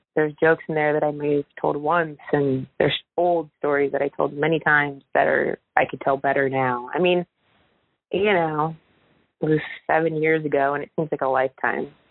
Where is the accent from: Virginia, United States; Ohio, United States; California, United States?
Ohio, United States; Oakwood; moved away; I grew up in Oakwood